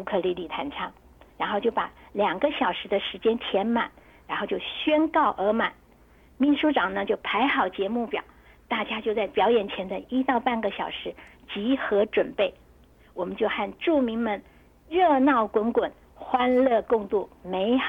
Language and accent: Chinese; China; 有一些也是有一点，我们中国人嘛，就是就是都会不太熟悉，就是会比较害羞。